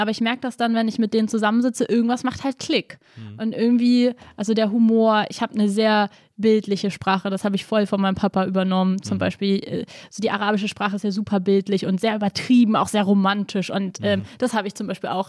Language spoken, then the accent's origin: German; Berlin, Germany; natürlich bin ich Deutsche und ich bin Berlinerin und ich bin hier zu Hause und ich liebe auch Berlin.